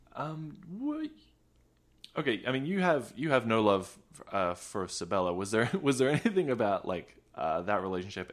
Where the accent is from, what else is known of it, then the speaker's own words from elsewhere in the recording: Australia; now in United States; I'm not American, despite appearances, uh, uh, I grew up in Australia